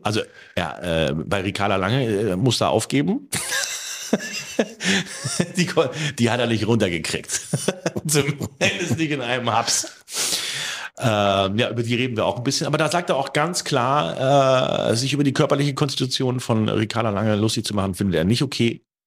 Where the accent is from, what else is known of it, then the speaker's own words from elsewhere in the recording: Germany; ich eins kann als Deutscher